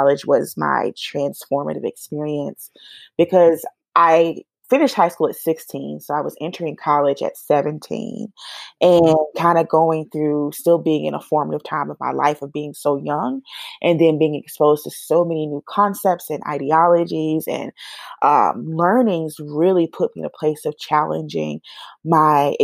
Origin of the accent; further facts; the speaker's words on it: Atlanta, Georgia, United States; also born or lived in Tallahassee, Florida / Portal, Georgia; I actually was born in Tallahassee, Florida, raised here in Atlanta, Georgia, which is where I have spent the majority of my life